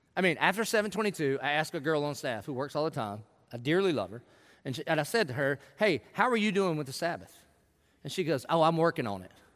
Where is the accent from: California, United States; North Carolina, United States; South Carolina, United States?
South Carolina, United States; I grew up in in South Carolina in the 70s and 80s